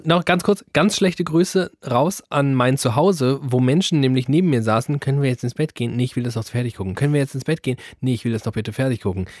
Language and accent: German; Germany; wir es als Deutsche